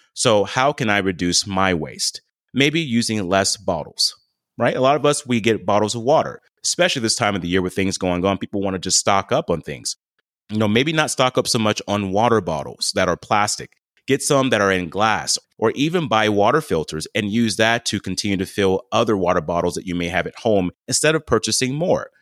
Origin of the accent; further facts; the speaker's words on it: the South, United States; I was born and raised in the South